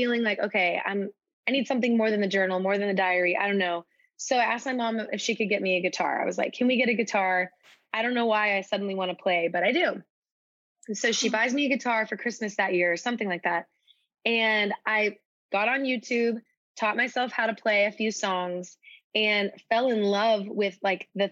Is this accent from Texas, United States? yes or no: yes; Dallas, Texas, United States; I'm from Dallas, Texas originally